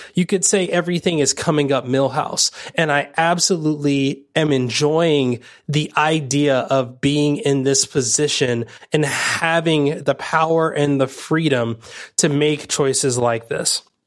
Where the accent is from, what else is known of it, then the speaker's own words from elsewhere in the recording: United States; growing up in America